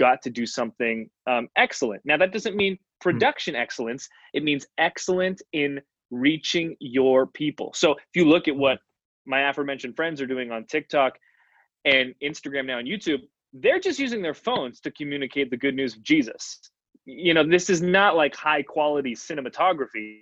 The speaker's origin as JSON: {"language": "English", "country": "Canada", "said": "I'm from Canada, we're playing street hockey in youth group."}